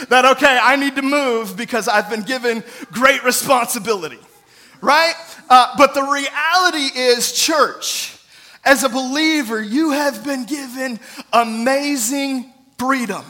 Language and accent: English; United States; all of us as Americans